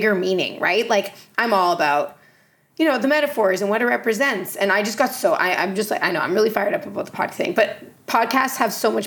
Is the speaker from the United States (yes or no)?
no; Canada; I'm Canadian